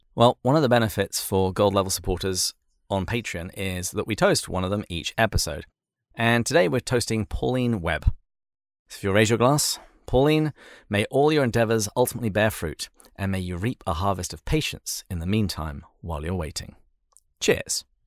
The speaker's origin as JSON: {"language": "English", "region": "England", "country": "United Kingdom", "tie": "born or raised there", "said": "growing up in England"}